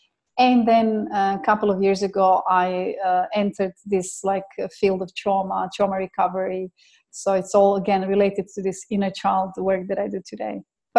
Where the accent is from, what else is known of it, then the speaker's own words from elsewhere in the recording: Croatia; also born or lived in England / Dubai; So I came from Croatia to England, and from England I came to Dubai